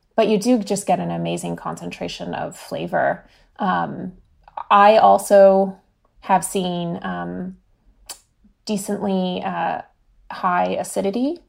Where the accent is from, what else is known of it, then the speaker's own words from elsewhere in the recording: California, United States; growing up in California